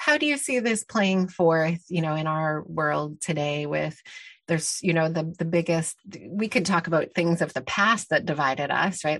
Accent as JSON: {"language": "English", "country": "Canada", "tie": "born or raised there", "also_born_or_lived": "Mexico", "said": "I grew up in Canada in a very privileged, um, situation"}